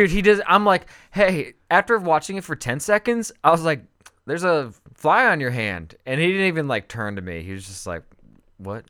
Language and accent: English; California, United States; I grew up with skateboarding in California